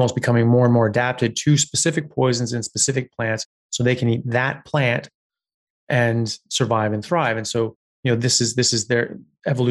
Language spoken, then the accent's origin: English; United States; moved away as an adult; now in Australia; I'm an American medical doctor specializing in neurosurgery